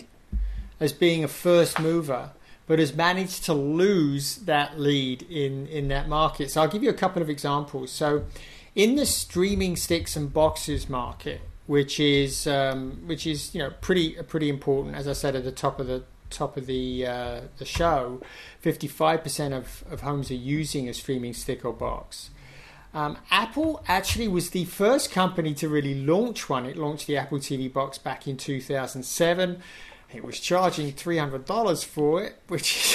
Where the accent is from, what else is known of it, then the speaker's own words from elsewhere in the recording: England, United Kingdom; I'm English.